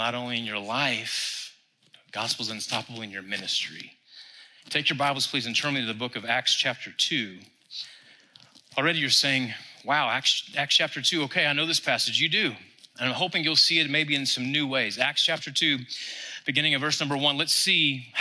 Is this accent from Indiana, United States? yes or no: no; Texas, United States; we're from Texas